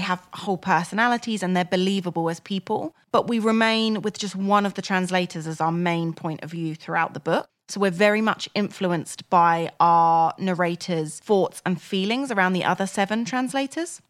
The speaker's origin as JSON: {"language": "English", "town": "Crawley", "region": "South East England", "country": "United Kingdom", "tie": "born or raised there"}